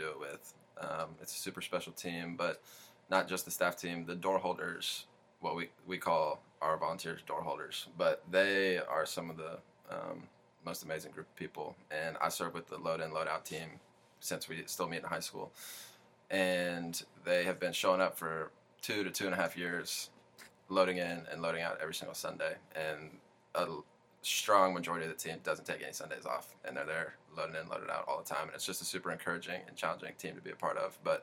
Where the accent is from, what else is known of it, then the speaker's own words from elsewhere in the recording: Marietta, Georgia, United States; I'm from Marietta, Georgia, work at Patch City Church